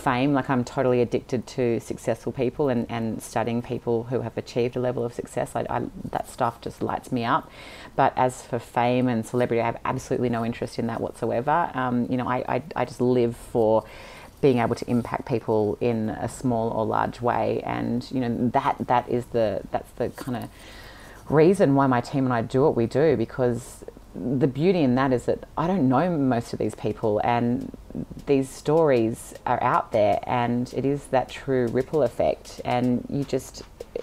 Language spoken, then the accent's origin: English; Sydney, New South Wales, Australia; I was born and raised in Sydney